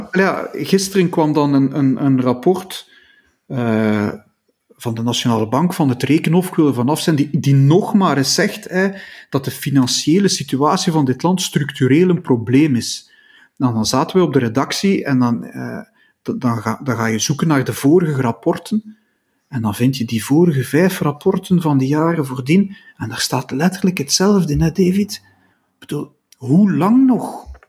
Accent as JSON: {"language": "Dutch", "country": "Belgium", "said": "als Belg"}